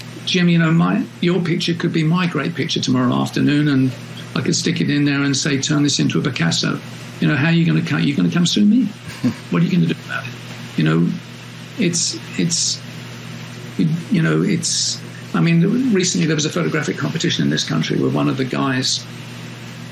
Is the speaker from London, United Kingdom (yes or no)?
yes; London, United Kingdom; as a Londoner